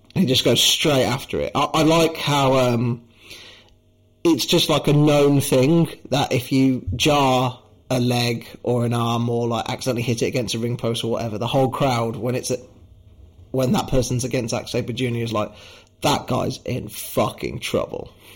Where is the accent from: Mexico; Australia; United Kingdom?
United Kingdom; I am British myself